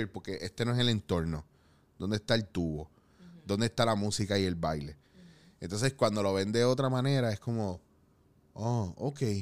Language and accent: Spanish; Puerto Rico